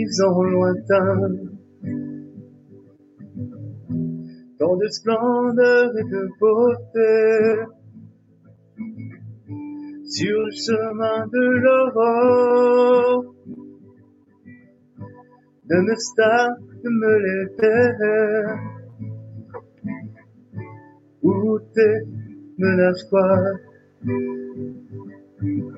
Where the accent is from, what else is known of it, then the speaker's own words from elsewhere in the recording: Innu community, Quebec, Canada; English is a second language; I'm from Innu community. Innu mean human being in my language